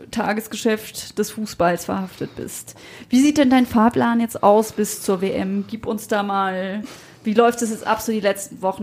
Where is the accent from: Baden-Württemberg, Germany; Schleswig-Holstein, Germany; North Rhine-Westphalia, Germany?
Baden-Württemberg, Germany; Freiburg; Ich als gebürtige Freiburgerin